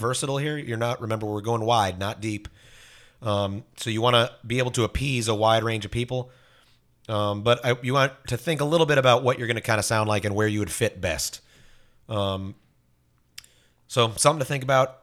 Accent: Fort Myers, Florida, United States; I grew up in Fort Myers.

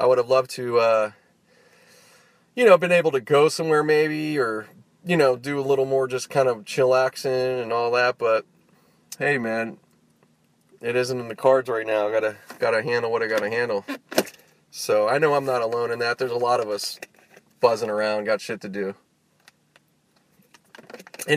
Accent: Pittsburgh, Pennsylvania, United States; now in Los Angeles, United States; growing up in Pittsburgh

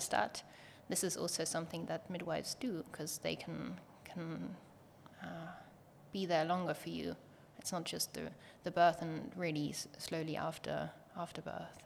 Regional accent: Germany; moved away as an adult; also born or lived in Berlin; now in Estonia; we had to decide if we want to stay in Germany or if we move

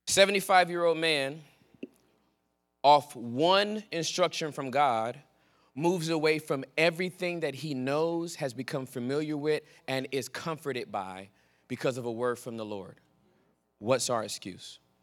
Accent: Southern California, United States; moved away as an adult; also born or lived in Texas; I was born and raised in Southern California

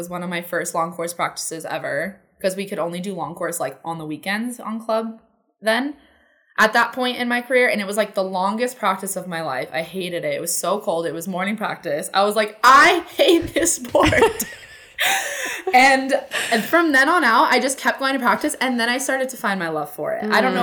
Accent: Southern California, United States; I was born in Southern California. This was all in Northern California. And then we moved back to Southern California

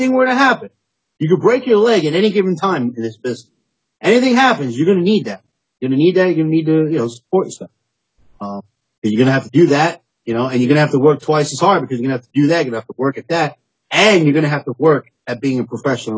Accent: New York City, New York, United States; Originally, I'm from Staten Island

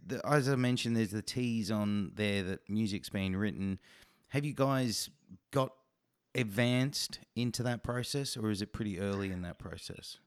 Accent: Australia; as an Australian

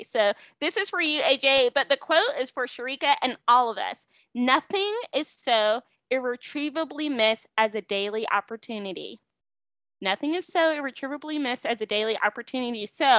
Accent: United States; we as an American people

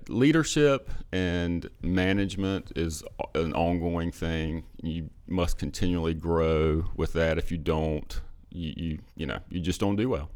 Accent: Perquimans County, North Carolina, United States; I grew up in Perquimans County

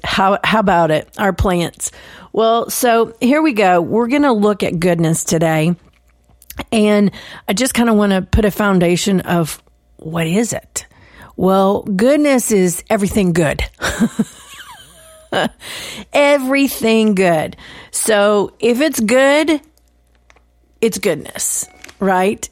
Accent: Texas, United States; I'm from the South, I'm from Texas

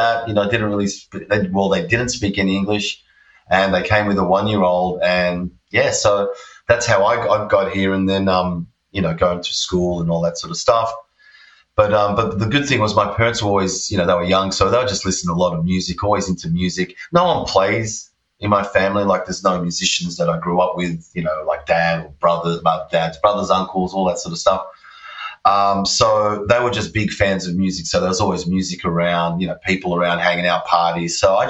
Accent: Australia; also born or lived in Pančevo, Serbia; I was born in Serbia, in a place called Pančevo. It's like near Belgrade, which is the main city there. It was Yugoslavia when I was born there, and now it's just Serbia. So, I was born there. My parents migrated to Australia when I was one.

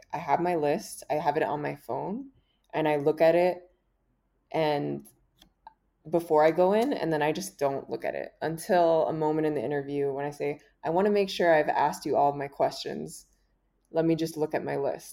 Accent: Miami, Florida, United States; I'm from Miami, Florida.

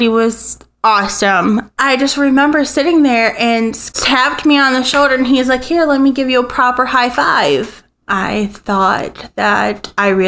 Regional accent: Bethesda, Maryland, United States; now in Toledo, United States; I am actually from Bethesda, Maryland. Was born there.

